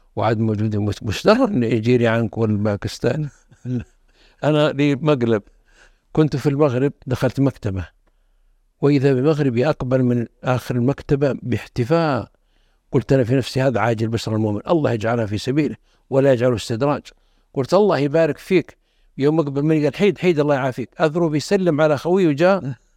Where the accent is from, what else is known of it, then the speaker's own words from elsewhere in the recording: the South, southern Saudi Arabia, Saudi Arabia; انا اشوف من الجنوب